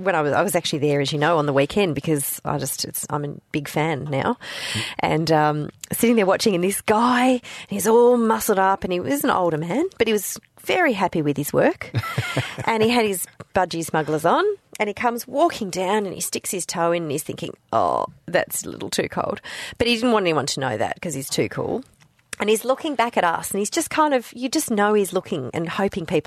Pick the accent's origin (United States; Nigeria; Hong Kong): Hong Kong; now in Australia; I grew up in Hong Kong